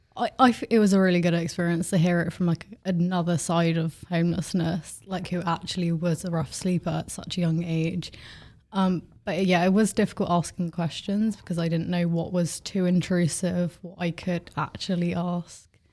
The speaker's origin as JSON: {"language": "English", "town": "Bournemouth", "region": "South West England", "country": "United Kingdom", "said": "I'm seventeen from Bournemouth"}